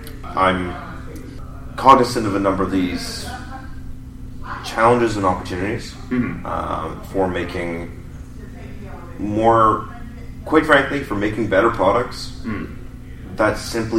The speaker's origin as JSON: {"language": "English", "country": "Canada", "said": "I'm a Canadian designer-publisher"}